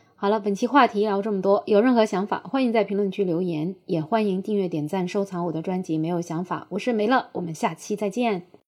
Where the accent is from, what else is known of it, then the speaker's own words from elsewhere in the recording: China; 我们中国人口的基数很大